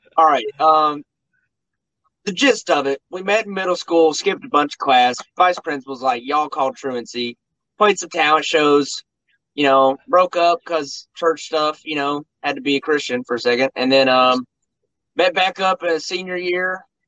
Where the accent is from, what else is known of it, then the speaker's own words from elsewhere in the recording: Mount Sterling, Kentucky, United States; I'm also from Mount Sterling